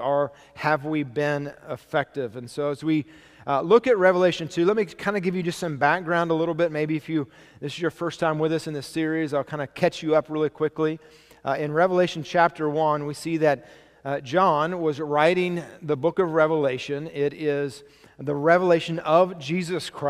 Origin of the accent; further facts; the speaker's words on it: United States; I was born in America.